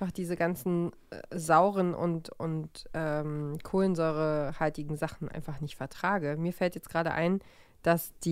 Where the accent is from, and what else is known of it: East Germany, Germany